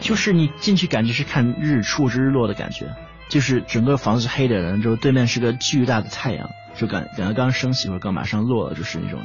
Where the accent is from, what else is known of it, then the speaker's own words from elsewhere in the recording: London, United Kingdom; 我在伦敦长大的嘛